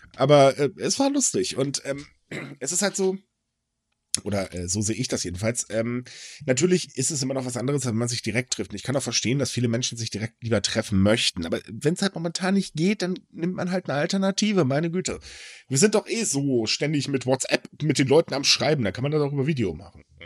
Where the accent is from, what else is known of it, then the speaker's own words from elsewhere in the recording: Germany; Ich bin kein typischer Deutscher